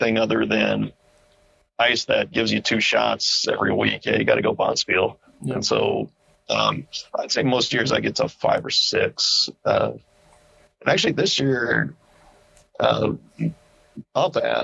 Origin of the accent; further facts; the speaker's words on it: Indiana, United States; also born or lived in Ohio; now in Albuquerque, United States; I'm from Indiana originally